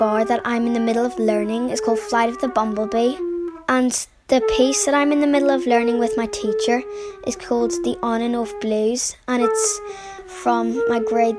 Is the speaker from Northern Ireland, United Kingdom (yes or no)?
yes; Belfast, Northern Ireland, United Kingdom; I'm 9 years old and I'm from Belfast.